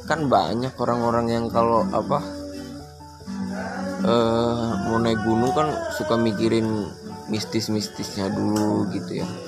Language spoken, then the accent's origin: Indonesian; Tegal, Central Java, Indonesia; also born or lived in Tangerang; Asal gue dari Jawa, gue lama di Tangerang, jadi gue jadi orang OTT, orang Tegal Tangerang.